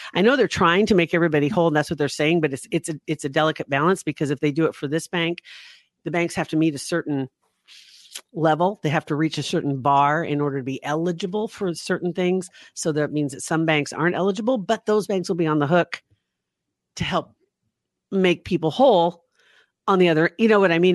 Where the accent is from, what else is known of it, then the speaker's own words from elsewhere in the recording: Ashland, United States; Ashland, my hometown